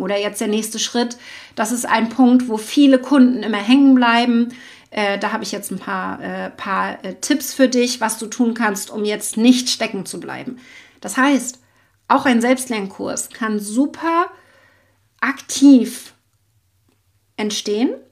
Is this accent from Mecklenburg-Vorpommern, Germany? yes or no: yes; Schwerin, Mecklenburg-Vorpommern, Germany; ich bin ja aus Mecklenburg-Vorpommern in Schwerin